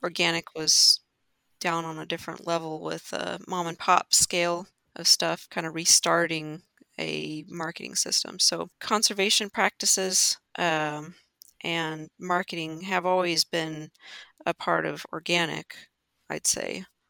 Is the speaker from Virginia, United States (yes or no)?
no; northwest Kansas, United States; I would be a fifth generation farmer in northwest Kansas. Uh, my family has been in this mm-hmm. area and around Oakley and North uh, since the 1800s